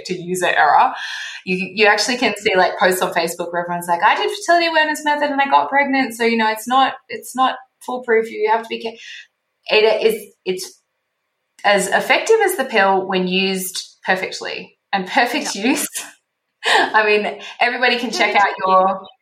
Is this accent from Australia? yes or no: yes; Australia; now in Mexico; I'm Australian